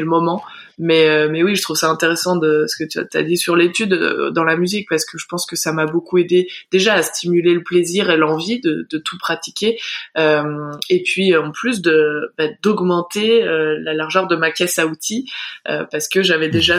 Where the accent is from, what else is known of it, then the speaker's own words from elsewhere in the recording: Val Thorens, Auvergne-Rhône-Alpes, France; en grandissant à Val Thorens, on est assez vite mmh. dirigé vers les sports de glisse